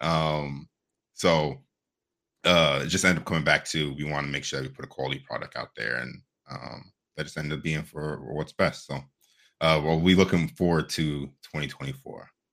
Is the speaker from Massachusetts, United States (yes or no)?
no; Ohio, United States; growing up in Ohio